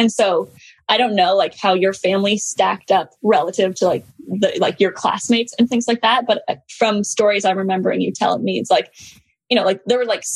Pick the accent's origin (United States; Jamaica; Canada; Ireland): Canada; I grew up in Canada